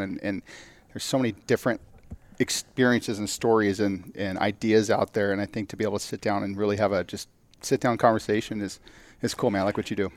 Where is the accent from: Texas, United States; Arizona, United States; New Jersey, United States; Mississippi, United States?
Arizona, United States; Phoenix; I'm here from, yeah, from Arizona, from Phoenix area.